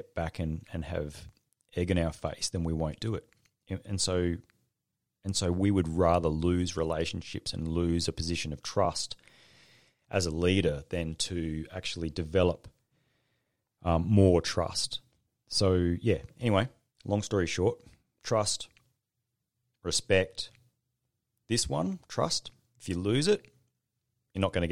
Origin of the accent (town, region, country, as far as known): Australia